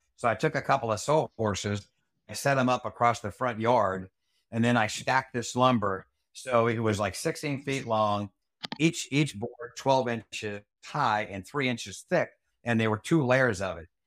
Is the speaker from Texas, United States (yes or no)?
no; Rhode Island, United States; moved away; as a kid growing up in Rhode Island